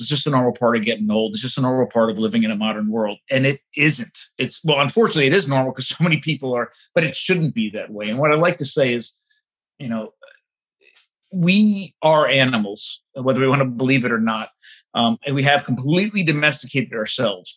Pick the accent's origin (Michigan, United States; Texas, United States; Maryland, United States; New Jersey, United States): New Jersey, United States; suburbs of New York City; I grew up in the suburbs of New York City, right near the beach